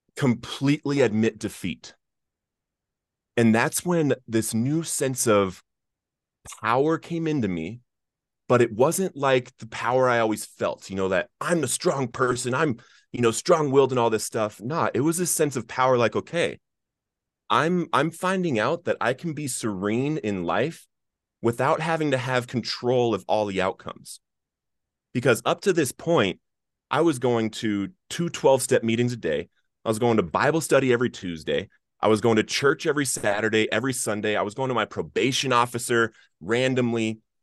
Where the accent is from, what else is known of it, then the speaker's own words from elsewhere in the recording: Littleton, Colorado, United States; I grew up in Littleton, Colorado